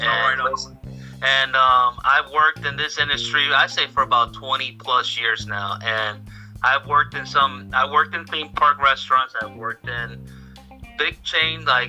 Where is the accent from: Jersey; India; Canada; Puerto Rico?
Puerto Rico; I'm from Puerto Rico